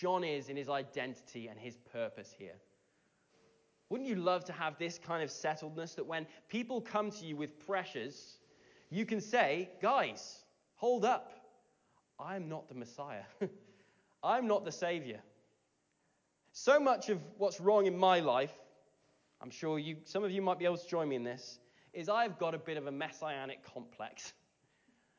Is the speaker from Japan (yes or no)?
no; Abergavenny, Wales, United Kingdom; growing up in Abergavenny, this beautiful, like, Brecon Beacons town in Wales